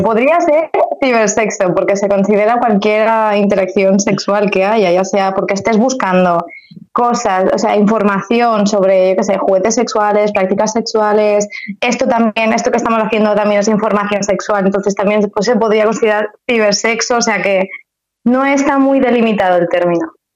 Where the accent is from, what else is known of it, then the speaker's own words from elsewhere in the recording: Alcoy, Valencian Community, Spain; moved away as an adult; now in Valencia, Spain; soy de Alcoy